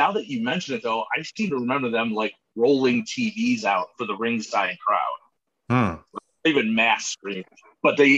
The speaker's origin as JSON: {"language": "English", "town": "Cleveland", "region": "Ohio", "country": "United States", "tie": "born or raised there", "said": "growing up in the Cleveland area"}